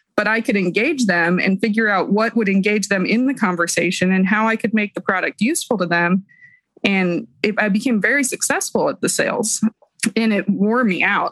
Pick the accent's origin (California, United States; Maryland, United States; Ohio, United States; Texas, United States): Ohio, United States; Columbus; now in Pikeville, United States; I'm from Columbus, Ohio. I currently live in Pikeville, Kentucky.